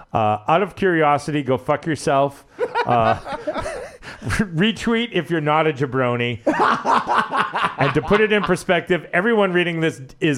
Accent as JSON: {"language": "English", "region": "Connecticut", "country": "United States", "tie": "born or raised there", "said": "Yeah, I mean like I knew Tyler age-wise and you know growing up in Connecticut, you know WWF was headquartered in Stanford."}